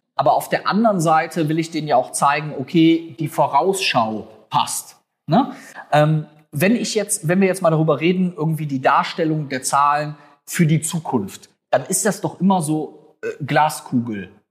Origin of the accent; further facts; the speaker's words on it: North Rhine-Westphalia, Germany; bei uns in Nordrhein-Westfalen